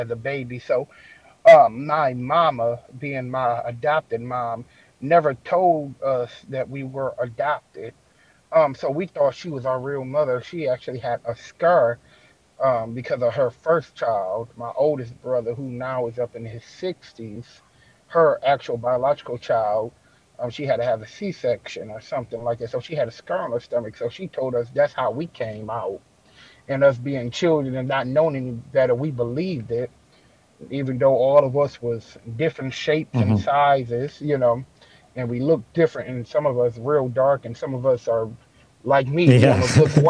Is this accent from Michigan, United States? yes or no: yes; Detroit, Michigan, United States; I was born over in Detroit, Michigan.